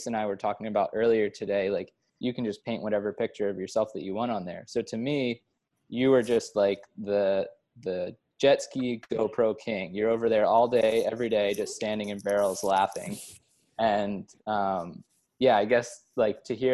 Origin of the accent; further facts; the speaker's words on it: East Coast, United States; also born or lived in California; now in Australia; I lived in California for 6 years prior to moving here. And then before that, I was from the East Coast.